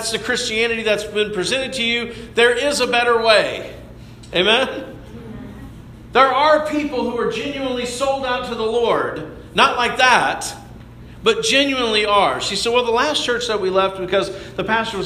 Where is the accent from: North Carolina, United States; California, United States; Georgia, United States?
Georgia, United States; Dallas; we're from a suburb of Atlanta